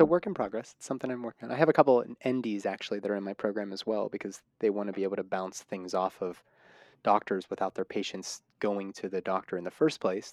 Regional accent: Pittsburgh, Pennsylvania, United States; that's my hometown.

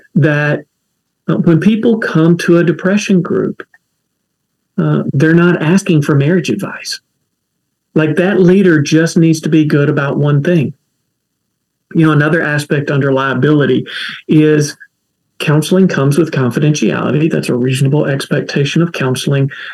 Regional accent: Kentucky, United States; accent: folksy; now in Durham, United States; I talk folksy because I'm from Kentucky

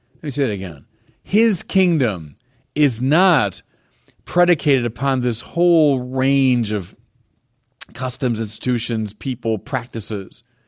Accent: United States; I'm an American

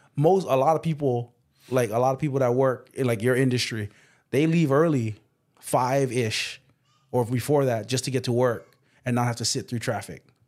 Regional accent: Waipahu, Hawaii, United States; also born or lived in Waianae, Hawaii; We grew up in Waianae, but then we moved to Waipahu

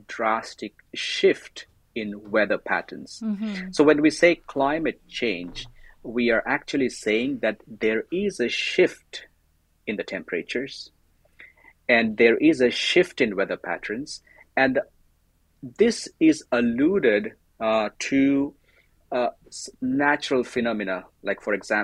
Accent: India; moved away as an adult; also born or lived in Pune, India / Thailand; now in Canada; I am an Indian

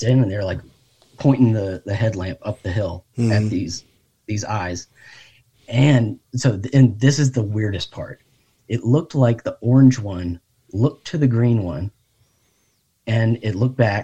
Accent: Fredericksburg, Virginia, United States; now in Richmond, United States; I'm from Fredericksburg originally.

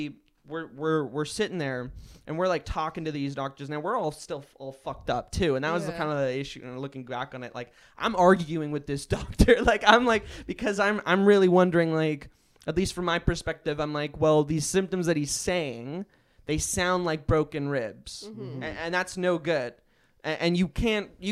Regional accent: White Rock, British Columbia, Canada; I'm from White Rock

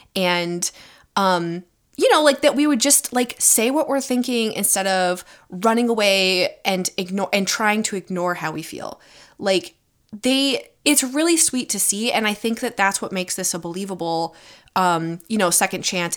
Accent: United States; I was born in America

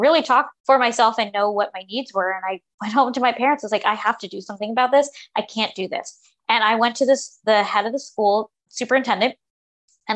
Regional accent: New York, United States; I'm from New York

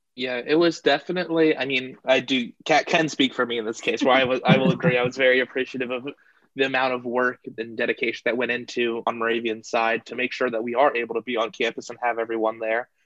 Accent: Tabernacle, New Jersey, United States; am from Tabernacle, New Jersey, hidden away in the pine barrens of South Jersey.

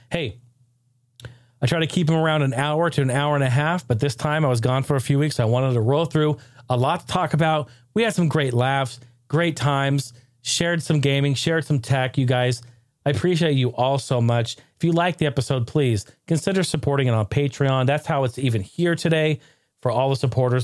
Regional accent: Oregon, United States; I grew up in Oregon, I grew up in the Northwest.

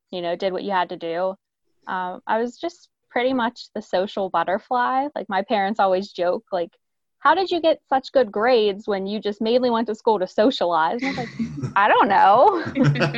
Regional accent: Pittsburgh, Pennsylvania, United States; also born or lived in Maryland; I'm born and raised in Pittsburgh

